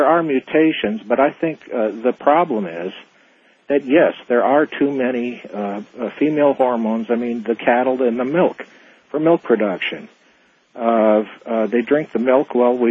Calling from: Phoenix, Arizona, United States; I'm calling from Phoenix, listening to 550 KFYI.

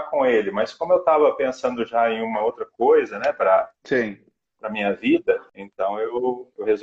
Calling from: Uberlândia, Minas Gerais, Brazil; Eu estou

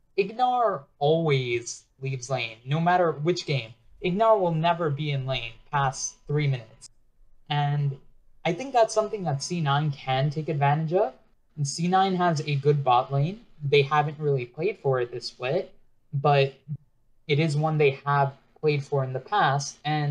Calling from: New York, United States; Oh, I'm calling from New York.

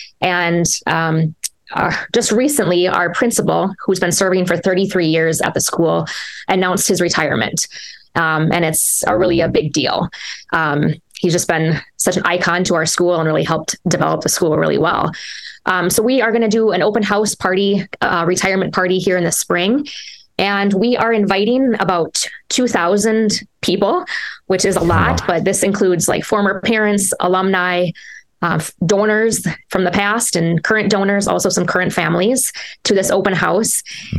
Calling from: Minnesota, United States; We're freezing here in Minnesota. We're ready for spring.

